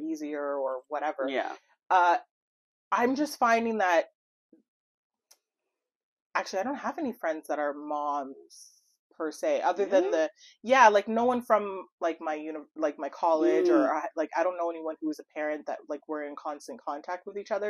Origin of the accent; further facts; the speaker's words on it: Montreal, Quebec, Canada; moved away; I was born and raised in Montreal, Quebec, and then I came here